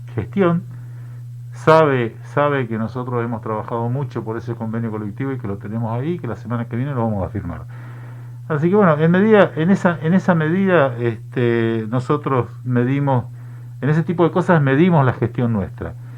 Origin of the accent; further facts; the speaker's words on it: Misiones, Argentina; Yo soy de Misiones. Yo soy de Misiones, yo vengo del norte